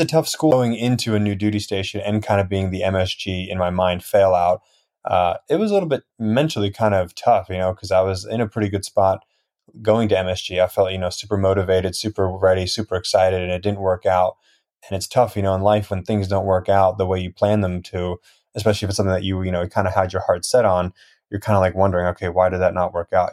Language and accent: English; New Jersey, United States; born or raised there; also born or lived in Russia / Highlands, New Jersey